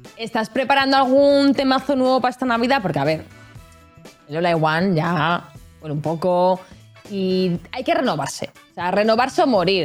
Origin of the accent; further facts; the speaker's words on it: Catalonia, Spain; soy catalana